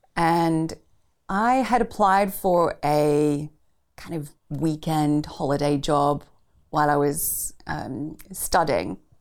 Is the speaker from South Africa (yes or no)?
yes; Pretoria, Gauteng, South Africa; I grew up in Pretoria, the capital city of South Africa